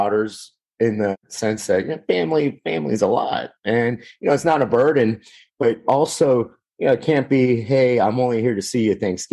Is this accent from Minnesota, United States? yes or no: no; Miami, Florida, United States; also born or lived in Louisiana; I was born and raised in Miami.